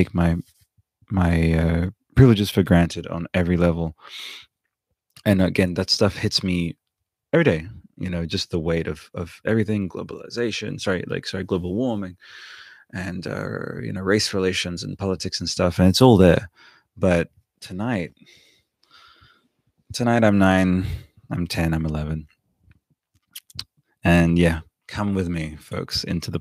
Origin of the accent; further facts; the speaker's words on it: Canberra, Australian Capital Territory, Australia; when I was coming up in Canberra, basically I had these like dual, like I'm Australian, I'm Canberran proudly